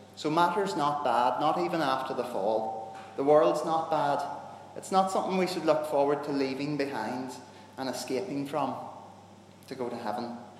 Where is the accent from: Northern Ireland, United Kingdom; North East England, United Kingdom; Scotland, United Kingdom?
Northern Ireland, United Kingdom; I'm a Northern Irish Protestant. And we grew up in a time where that kind of friendship wasn't really okay